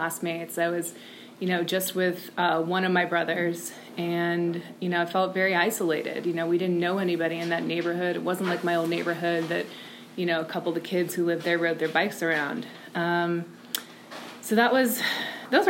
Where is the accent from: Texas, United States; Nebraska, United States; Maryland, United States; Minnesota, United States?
Maryland, United States; Brookville; also born or lived in Towson, Maryland; So I was born in Maryland. I grew up in a tiny little town called Brookville in western Maryland